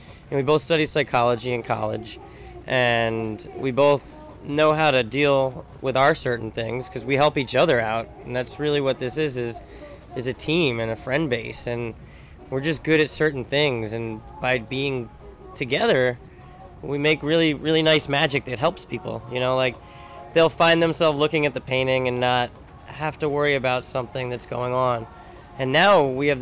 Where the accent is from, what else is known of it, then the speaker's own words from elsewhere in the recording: New York, United States; also born or lived in Florida; I grew up in New York